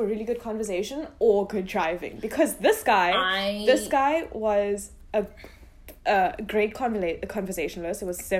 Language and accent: English; India; because like culture shock, I'm Indian.